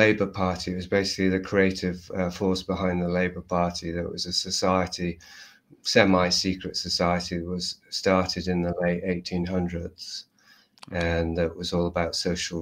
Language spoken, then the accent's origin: English; Yorkshire and the Humber, United Kingdom; I'm from Yorkshire, so I grew up very close to that environment.